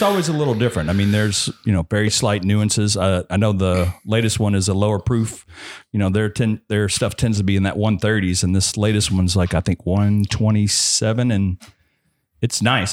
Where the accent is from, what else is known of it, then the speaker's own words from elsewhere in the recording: Frankfort, Kentucky, United States; I'm from Frankfurt